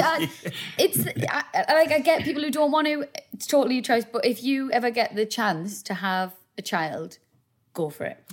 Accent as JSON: {"language": "English", "town": "South Shields", "region": "North East England", "country": "United Kingdom", "tie": "born or raised there", "said": "we're both from South Shields. We both um, grew up there, obviously."}